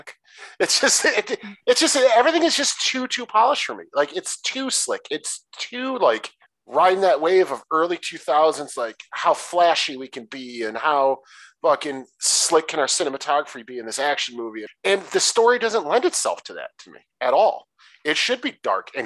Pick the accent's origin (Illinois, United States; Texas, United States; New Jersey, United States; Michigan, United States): Michigan, United States; Detroit; I'm from Detroit in that area